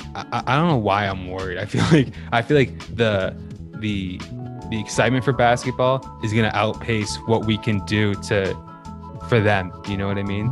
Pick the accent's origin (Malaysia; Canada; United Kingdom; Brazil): Canada; Burlington, Ontario; we're from Burlington